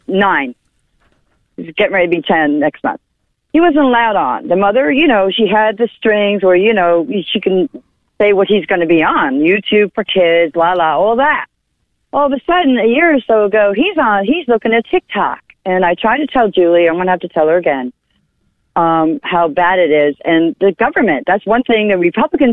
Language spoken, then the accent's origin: English; Rockland County, New York, United States; moved away as an adult; now in North Carolina, United States; I'm from New York State, Rockland County, but I've been here almost 29 years, so I'm a Yankee